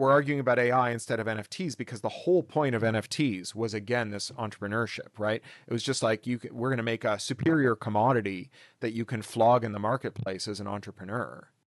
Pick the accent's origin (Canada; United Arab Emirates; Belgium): Canada; My grandfather was, or my father was born in the Soviet Union, but I was born in Canada.